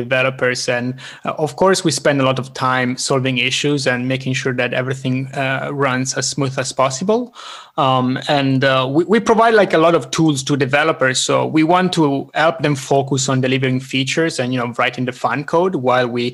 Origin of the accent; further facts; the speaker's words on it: Italian part of Switzerland, Italian-speaking Switzerland, Switzerland; now in Stockholm, Sweden; I'm originally from the Italian part of Switzerland. I'm now living in Stockholm, Sweden